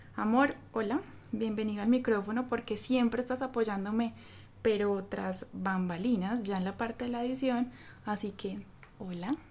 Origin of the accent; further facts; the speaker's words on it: Paisa, Antioquia, Colombia; yo soy súper regionalista, paisa, a morir